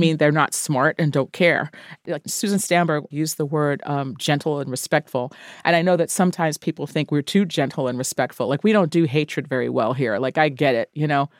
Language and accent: English; New York, United States; growing up in New York